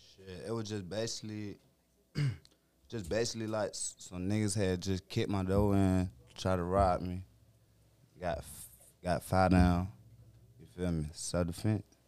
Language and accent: English; Petersburg, Virginia, United States; I'm from V A.